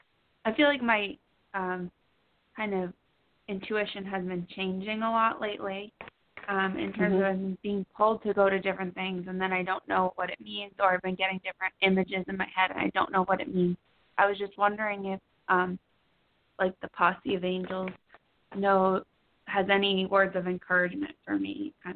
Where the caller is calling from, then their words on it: Boston, Massachusetts, United States; I'm calling from Boston.